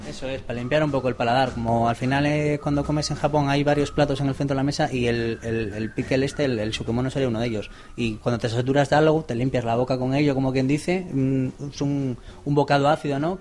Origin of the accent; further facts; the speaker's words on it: Santander, Cantabria, Spain; now in Gipuzkoa, Spain; vengo de Santander, lo primero, no soy vasco